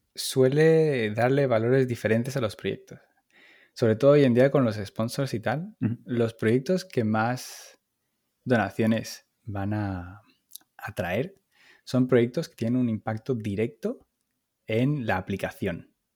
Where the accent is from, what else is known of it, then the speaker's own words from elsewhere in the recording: Málaga, Andalusia, Spain; moved away as an adult; now in Paris, France; soy español, como se notará por mi acento, y, soy, soy del sur de Málaga